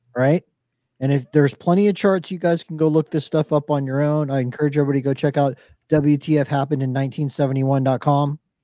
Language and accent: English; Miami, Florida, United States; I grew up in Miami, watching Miami Vice